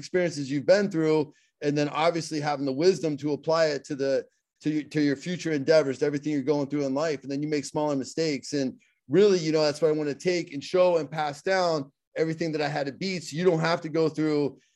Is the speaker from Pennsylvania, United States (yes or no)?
yes; Pittsburgh, Pennsylvania, United States; accent: Pittsburgh; I have my Pittsburgh accent